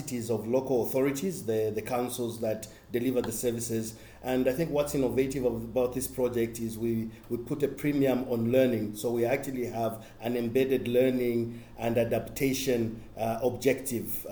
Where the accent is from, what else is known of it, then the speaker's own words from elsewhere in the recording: Zambia; I worked in my home country, Zambia